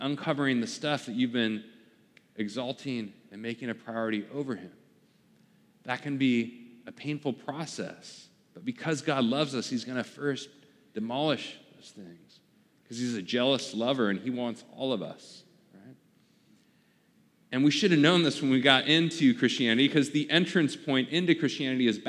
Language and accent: English; Portland, Oregon, United States; moved away; I lived in Portland, kind of my hometown back at the time